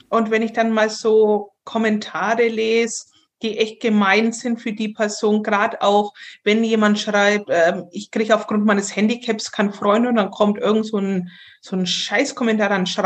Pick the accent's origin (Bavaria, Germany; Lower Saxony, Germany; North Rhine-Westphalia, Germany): Bavaria, Germany; Und gerade unser fränkisches Essen ist furchtbar.